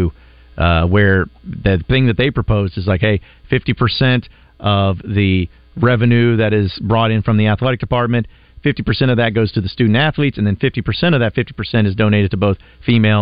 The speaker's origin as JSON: {"language": "English", "town": "Fayetteville", "region": "Arkansas", "country": "United States", "tie": "born or raised there", "said": "my school growing up in Fayetteville."}